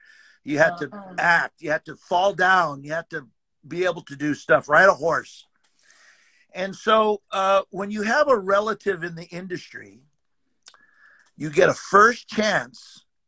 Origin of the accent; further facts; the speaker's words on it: Los Angeles, California, United States; moved away as an adult; also born or lived in Arizona / Nevada / South Dakota; now in Maui, United States; I'm born and raised in Los Angeles.